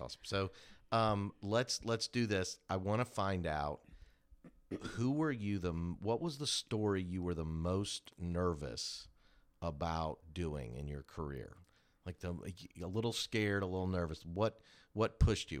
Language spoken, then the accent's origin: English; Kansas City, United States; moved away as an adult; now in Augusta, United States; I grew up in Kansas City